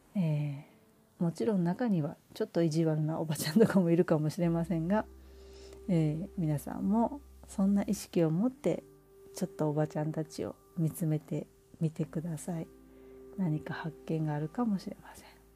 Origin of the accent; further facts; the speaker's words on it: Osaka, Japan; moved away as an adult; その実家っていうのは私が本当に生まれた時から、大人になって結婚するまで、まあ、間ちょっと留学とかは行ってたりするんですが、住んでいたお家